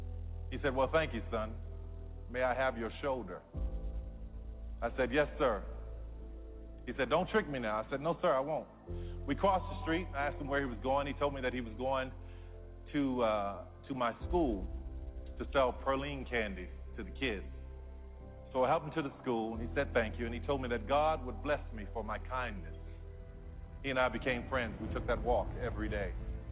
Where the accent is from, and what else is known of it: New Orleans, Louisiana, United States; born or raised there